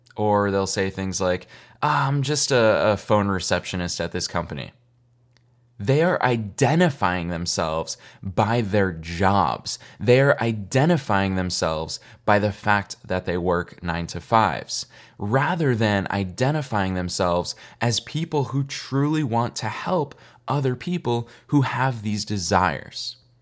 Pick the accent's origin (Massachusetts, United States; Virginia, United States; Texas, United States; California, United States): Massachusetts, United States; Boston; also born or lived in upstate New York; I grew up in Boston, but I have so much family in New York. I was born in upstate New York